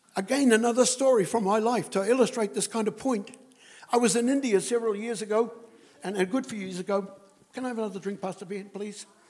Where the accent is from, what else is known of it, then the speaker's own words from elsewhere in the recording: New Zealand; I'm a Kiwi